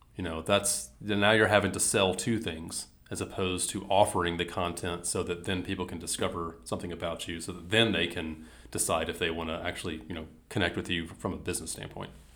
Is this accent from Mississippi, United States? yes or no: yes; Mississippi, United States; I grew up in Mississippi